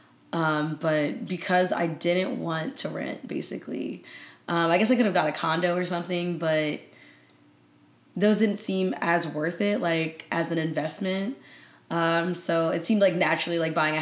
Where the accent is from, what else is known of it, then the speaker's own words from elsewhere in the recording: Maryland, United States; I'm from Maryland